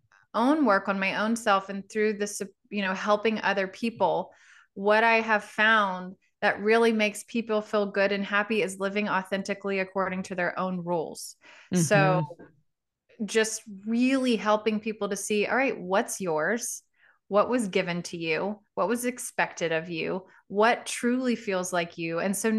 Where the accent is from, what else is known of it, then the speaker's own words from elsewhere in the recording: Louisiana, United States; I was raised in Southwest Louisiana, not really known as like a very spiritual hippie place. It's very religious.